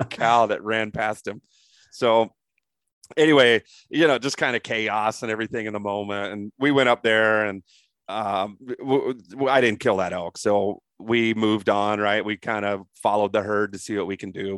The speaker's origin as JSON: {"language": "English", "town": "Crawfordsville", "region": "Indiana", "country": "United States", "tie": "born or raised there", "also_born_or_lived": "Darlington, Indiana", "moved": "yes", "said": "I was born and raised in Indiana as a Midwest guy."}